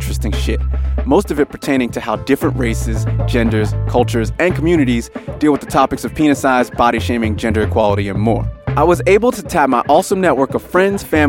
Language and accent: English; United States; now in Sydney, Australia; I live here in Sydney, Australia. I'm obviously from America originally